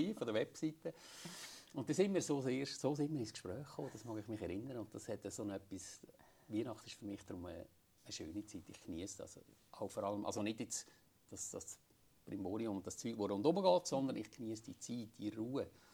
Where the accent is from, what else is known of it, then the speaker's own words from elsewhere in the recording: Schüpfheim, Lucerne, Switzerland; ein Schöpf heim, meine Heimatgemeinde